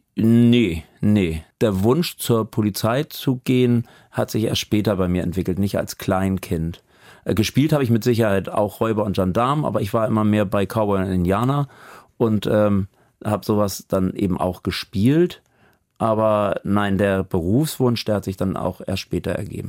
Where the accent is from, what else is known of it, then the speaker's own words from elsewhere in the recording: Hamburg, Germany; moved away as an adult; also born or lived in Sülldorf, Blankenese, Hamburg; now in Amelinghausen, Germany; ich halte mich für einen Hamburger